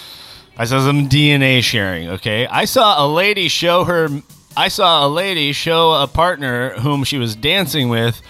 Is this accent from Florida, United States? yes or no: no; Long Beach, California, United States; born there; Oh, I'm a Cali boy through and through. I was born and raised in Long Beach. No, I wasn't raised there.